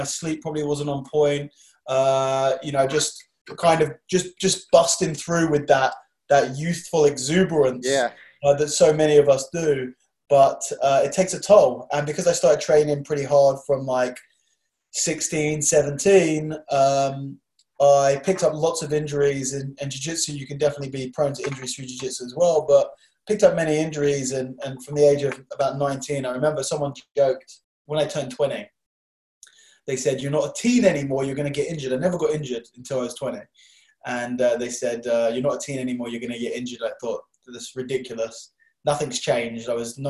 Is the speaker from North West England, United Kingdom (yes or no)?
no; London, United Kingdom; Around here, North London.